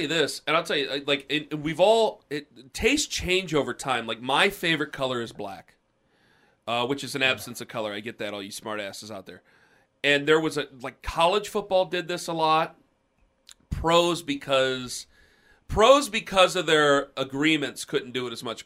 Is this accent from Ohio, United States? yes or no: yes; Canton, Ohio, United States; I come from Canton, and there are a lot of Steelers fans in there